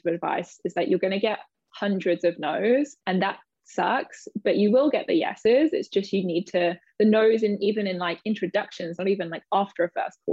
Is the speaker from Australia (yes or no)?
no; United Kingdom; moved away as an adult; also born or lived in London; now in New York, United States; I'm British, obviously. I live in New York. I moved here about 6 years ago